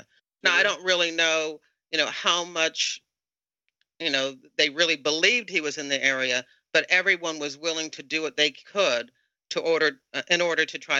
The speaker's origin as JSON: {"language": "English", "area": "Tidewater area", "region": "Virginia", "country": "United States", "said": "I spent a very short time, 6 months, in the Norfolk, Virginia office. I'm from the Tidewater area"}